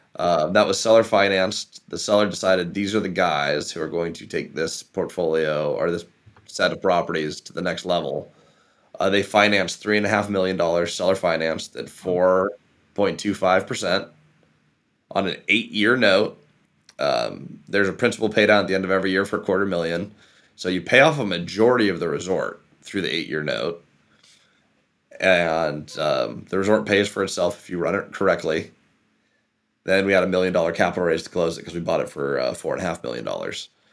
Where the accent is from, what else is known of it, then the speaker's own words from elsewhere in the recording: Issaquah, Washington, United States; where I grew up in Issaquah